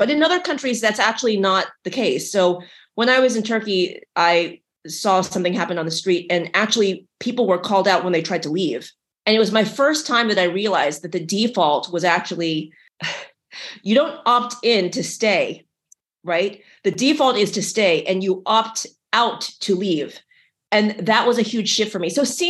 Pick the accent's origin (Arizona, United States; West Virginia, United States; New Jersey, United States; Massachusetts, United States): West Virginia, United States; also born or lived in Ohio / Missouri; I was born in West Virginia. I grew up in West Virginia and Ohio and Missouri.